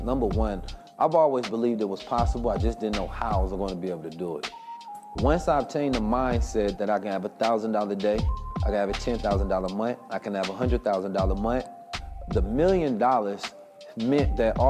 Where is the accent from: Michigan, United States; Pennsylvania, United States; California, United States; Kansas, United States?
California, United States; Oakland